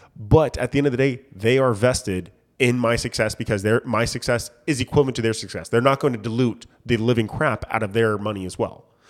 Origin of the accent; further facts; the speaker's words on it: United States; as a countryman, as an American